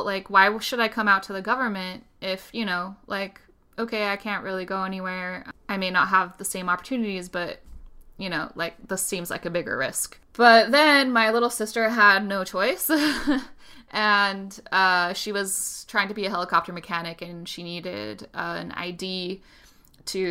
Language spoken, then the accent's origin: English; Utah, United States; also born or lived in Spain; I grew up in Utah and I'm white.